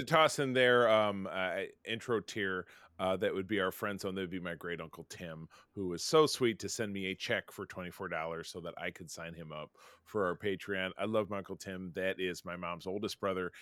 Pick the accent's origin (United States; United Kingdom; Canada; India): United States; Detroit, Michigan; I'm from Detroit